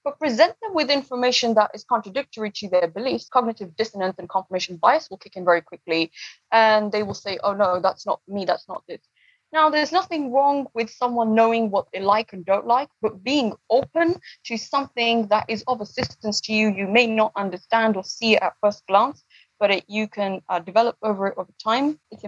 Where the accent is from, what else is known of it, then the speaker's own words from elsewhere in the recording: London, United Kingdom; born there; also born or lived in East Africa / United States / France; My mother is from Kenya. My dad is from Uganda. We're obviously based on South Asian origin. And I was born in London, but I also lived a lot of the time in East Africa. I've lived in the US and I've also lived in France as well.